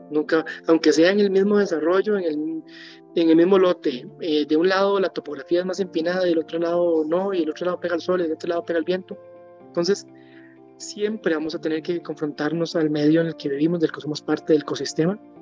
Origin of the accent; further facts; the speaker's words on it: Costa Rica; moved away as an adult; also born or lived in United States / London, United Kingdom; estar de vuelta en mi país después de vivir bastantes años afuera